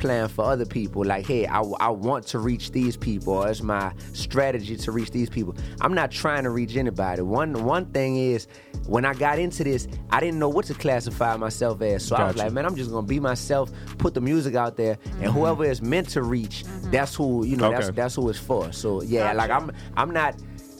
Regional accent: New Orleans, Louisiana, United States; also born or lived in Baton Rouge, Louisiana; I'm from New Orleans, Louisiana

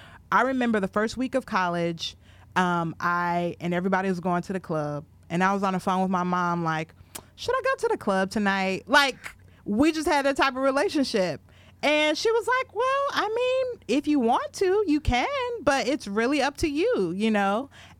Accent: Richfield, Minnesota, United States; I was raised in Minneapolis, Minnesota, or right outside of Minneapolis, Minnesota, in a town called Richfield. Shout out to my Richfield people that may be watching, Richfield, Minnesota.

